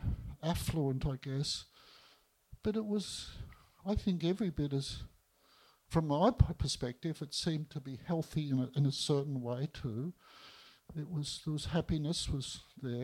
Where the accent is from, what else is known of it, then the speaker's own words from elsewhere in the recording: Melbourne, Victoria, Australia; I was born in East Melbourne